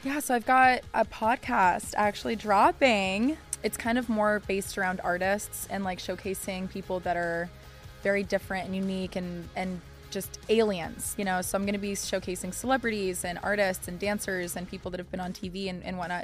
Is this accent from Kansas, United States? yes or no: no; Colorado, United States; I'm from Colorado